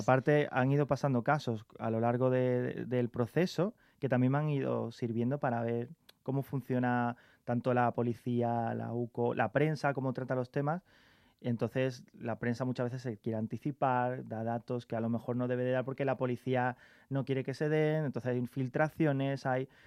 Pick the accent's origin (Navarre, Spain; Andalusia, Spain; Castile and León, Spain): Andalusia, Spain; Carmona; moved away as an adult; now in Madrid, Spain; mi pueblo, Carmona